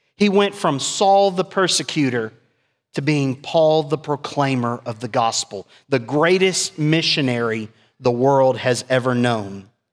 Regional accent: South Texas, United States; me being biracial growing up in South Texas, I experienced racism.

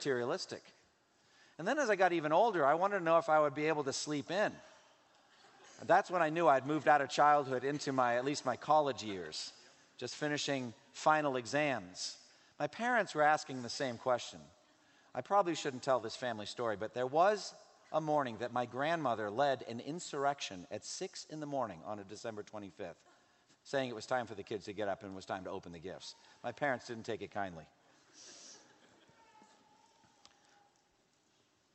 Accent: United States; as American readers

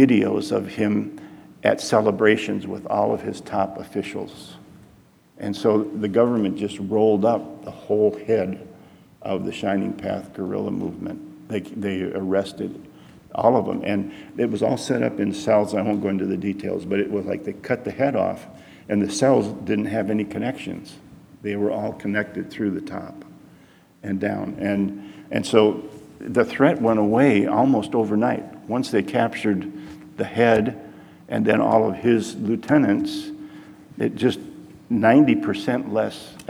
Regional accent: Detroit, Michigan, United States; moved away as an adult; also born or lived in Peru; I grew up in Detroit and I watched the Tigers

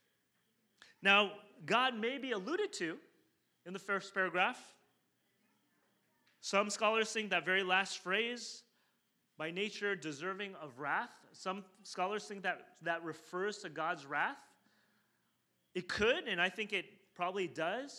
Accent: southern China, China; moved away; I'm from South China originally

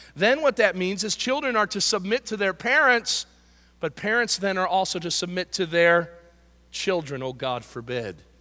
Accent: United States; I love being an American.

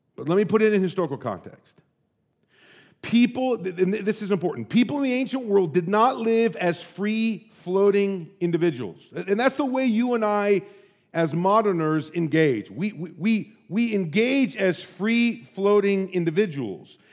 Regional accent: United States; also born or lived in St Andrews, Scotland; I'm an American

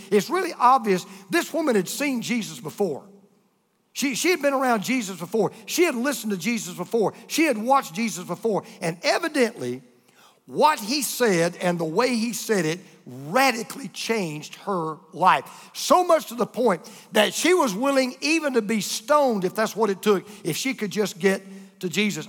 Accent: United States; being an American like we are

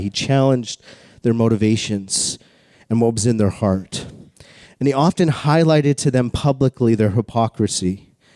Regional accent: Calgary, Alberta, Canada; I grew up in Calgary, the home of the greatest outdoor show on earth called the Calgary Stampede

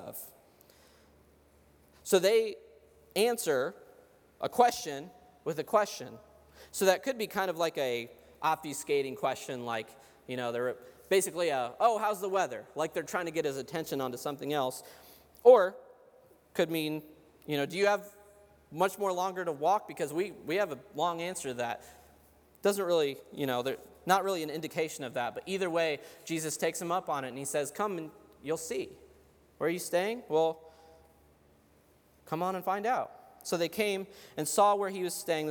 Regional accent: Cincinnati, Ohio, United States; I'm from Cincinnati.

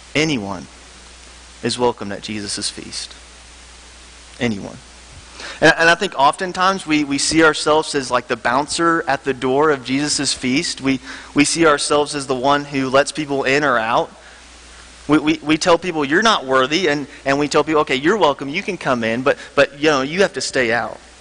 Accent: Memphis, Tennessee, United States; moved away; I'm from Memphis, Tennessee. Um, I grew up at Sycamore View Church

